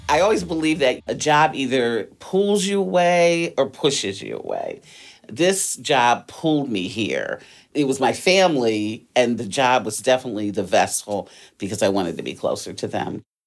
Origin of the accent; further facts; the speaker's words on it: Detroit, Michigan, United States; also born or lived in Washington, D.C.; I was born in D C. My family moved to Detroit when I was nine. So, wasn't born there, but raised, educated, lived there for the majority of my life